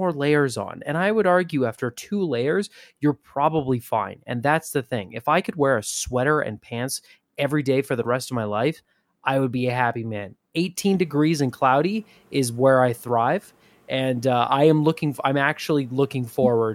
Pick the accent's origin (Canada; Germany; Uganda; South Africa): Canada; I'm very Canadian